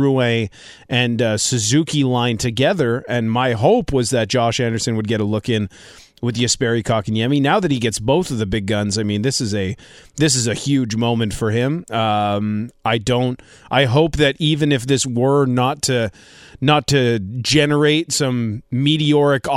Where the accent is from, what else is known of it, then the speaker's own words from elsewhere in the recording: Montreal, Quebec, Canada; I'm from Pierrefonds Comprehensive High School